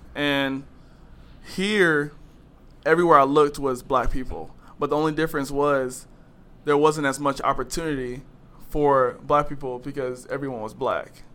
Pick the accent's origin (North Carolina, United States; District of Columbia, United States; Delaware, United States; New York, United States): North Carolina, United States; Greensboro; moved away; I'm from Greensboro, North Carolina